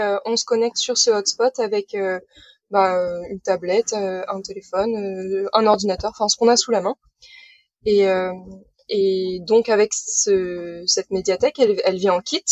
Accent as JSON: {"language": "French", "town": "Saint-Malo", "region": "Brittany", "country": "France", "tie": "born or raised there", "said": "j'ai 28 ans et je viens de Saint-Malo. Voilà, ah. en Bretagne"}